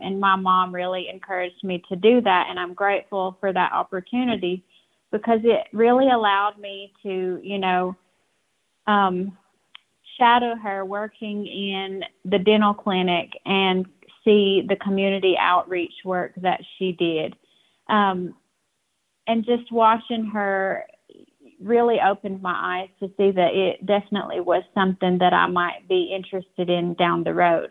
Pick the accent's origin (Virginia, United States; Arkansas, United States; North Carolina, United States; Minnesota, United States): North Carolina, United States; Cherokee; I'm from Cherokee, North Carolina